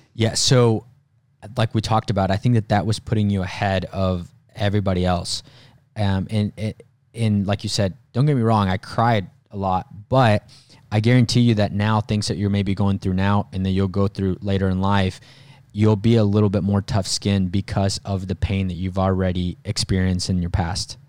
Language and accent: English; Mexico; moved away; me growing up in Mexico